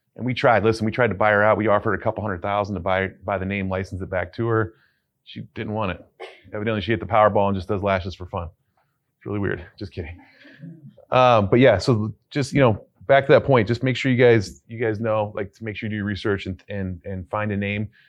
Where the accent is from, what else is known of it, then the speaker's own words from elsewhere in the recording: Cleveland, Ohio, United States; I'm from Cleveland